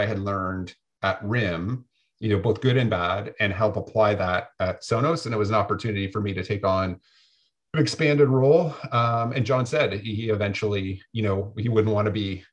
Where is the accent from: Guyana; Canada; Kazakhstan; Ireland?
Canada; moved away as an adult; now in Santa Barbara, United States; being Canadian